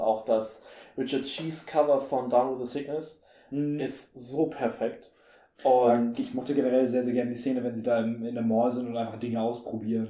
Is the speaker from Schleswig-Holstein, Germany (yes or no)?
yes; Henstedt-Ulzburg, Schleswig-Holstein, Germany; bei uns in Ulzburg